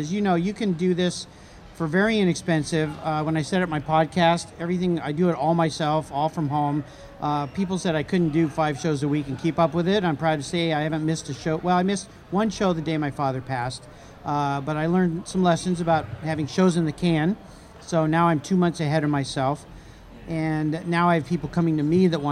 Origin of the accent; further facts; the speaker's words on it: La Jolla, California, United States; I grew up in La Jolla, California.